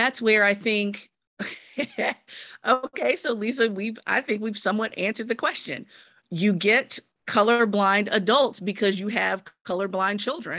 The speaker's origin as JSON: {"language": "English", "country": "United States", "tie": "born or raised there", "said": "Look, I was born and raised here in the United States, have been Black for all 43 years"}